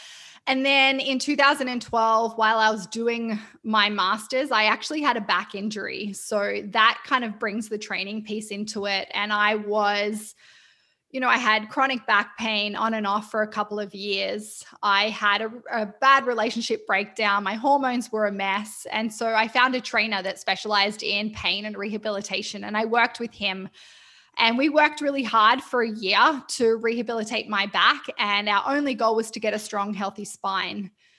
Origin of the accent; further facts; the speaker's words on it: New South Wales, Australia; now in Vancouver, Canada; Yeah, so I am Australian. I have a quite eclectic accent that people sometimes aren't sure, but I grew up near Byron Bay and I've lived in Vancouver in Canada for nearly 5 years. But I am an Australian lizard at heart.